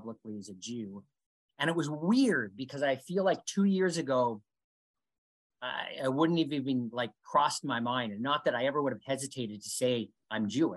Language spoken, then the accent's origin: English; Canada; growing up in Canada